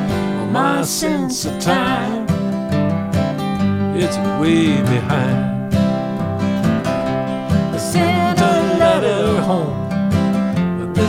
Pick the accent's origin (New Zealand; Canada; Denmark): Canada; Nova Scotia; moved away; also born or lived in Quebec / Hamilton, Ontario; I'm from Nova Scotia